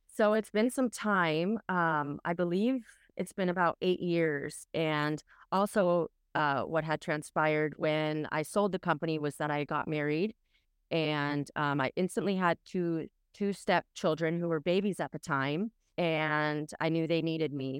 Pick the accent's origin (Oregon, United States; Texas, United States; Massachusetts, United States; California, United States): California, United States; Orange County; I am from Orange County, California, and that's where I currently reside